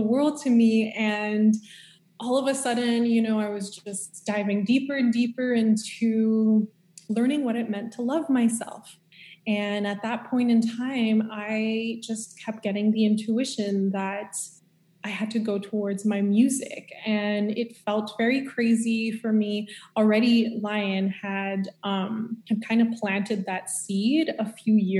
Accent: Montreal, Quebec, Canada; moved away as an adult; also born or lived in California; we're both from Montreal.

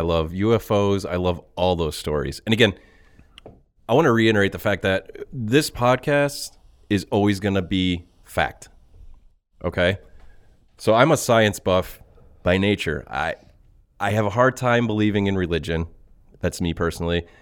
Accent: Ohio, United States; we are from Ohio. We are currently in Ohio

